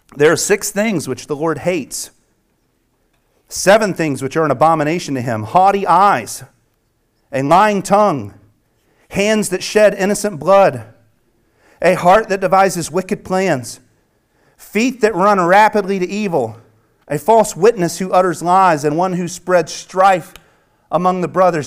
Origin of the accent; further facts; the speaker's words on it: the South, United States; as I grew up speaking in the South